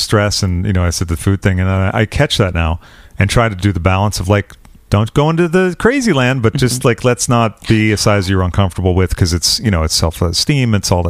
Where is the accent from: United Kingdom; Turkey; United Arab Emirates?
United Kingdom; London; I'm out from London. I'm over here.